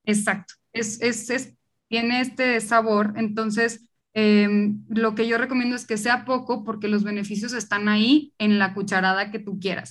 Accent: Monterrey, Nuevo León, Mexico; accent: regio; now in Mexico City, Mexico; Yo justo soy de Monterrey, por eso mi acento

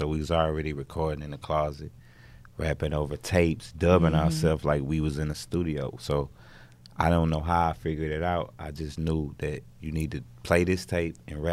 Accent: Houston, Texas, United States; I'm from Sunnyside

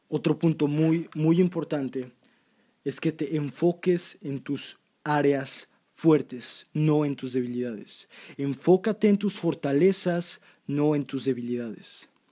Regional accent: Mexico; yo soy de México, amo México

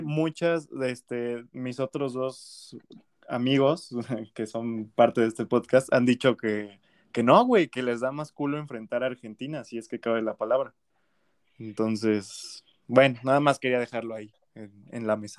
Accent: Mexico

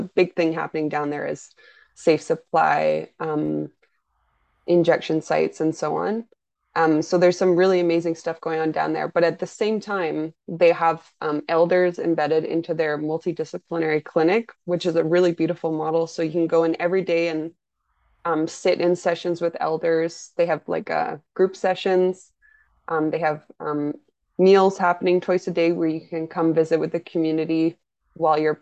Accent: United Kingdom; myself as a British person

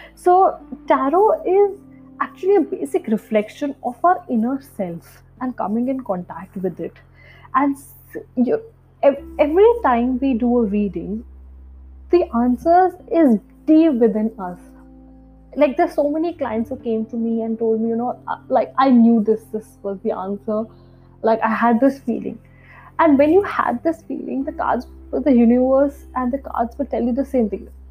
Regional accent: New Delhi, Delhi, India; I hail from India. I'm sure most of you know where India is, but yeah, and I'm from the capital city, New Delhi

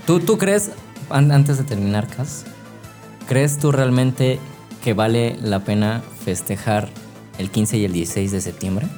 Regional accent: Mexico; soy mexicano

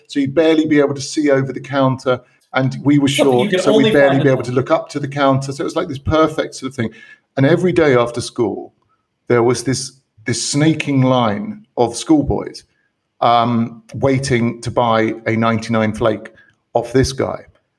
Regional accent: United Kingdom; moved away; my home country

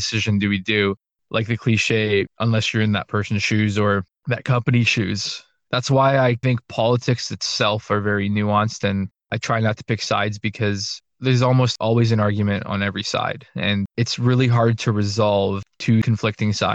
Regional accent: Canada; I'm Canadian, I'm not American

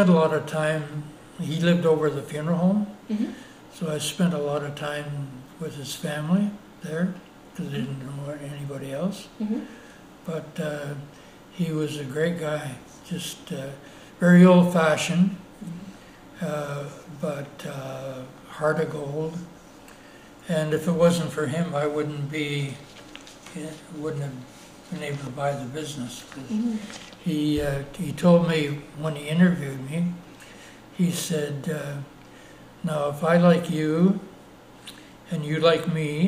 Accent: Palmerston, Ontario, Canada; moved away as an adult; also born or lived in Elmira, Ontario / Toronto; now in Sault Ste. Marie, Canada; I was born in Palmerston, Ontario.

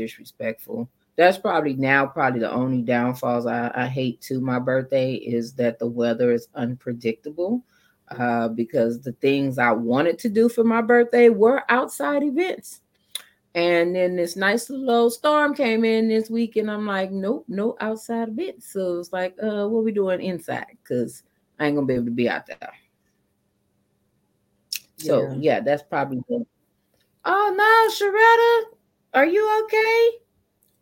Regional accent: San Antonio, Texas, United States; also born or lived in Dallas, Texas / McKinney, Texas / Plano, Texas; I'm from San Antonio

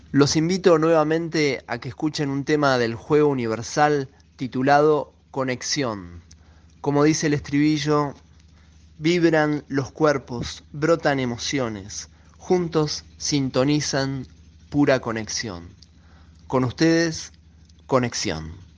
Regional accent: Buenos Aires, Argentina; Soy de Buenos Aires

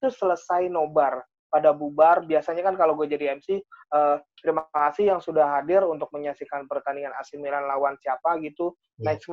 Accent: Tegal, Central Java, Indonesia; Pokoknya yang yang saya ingat gue orang Tegal dah

